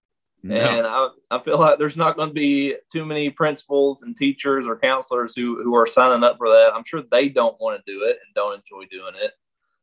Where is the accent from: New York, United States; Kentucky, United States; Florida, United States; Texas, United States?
Kentucky, United States; Eastern; we're from Eastern Kentucky, where three of the four districts that allow paddling are eastern part of the state